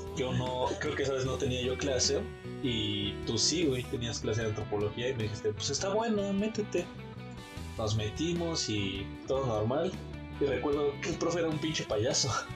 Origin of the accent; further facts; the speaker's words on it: San Andrés Totoltepec, Mexico City, Mexico; pueblo de San Andrés Totoltepec, mi pueblito.